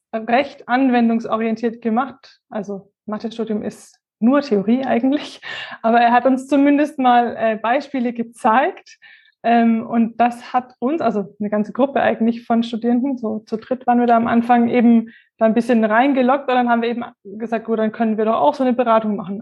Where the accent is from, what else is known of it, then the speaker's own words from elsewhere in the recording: near Würzburg, Bavaria, Germany; Ich komme aus der Nähe von Würzburg.